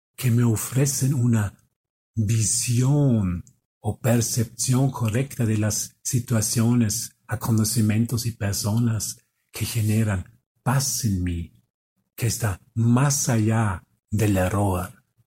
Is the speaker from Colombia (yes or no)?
no; Austria; moved away; Yo soy de Austria. Y vengo aquí, vengo aquí a México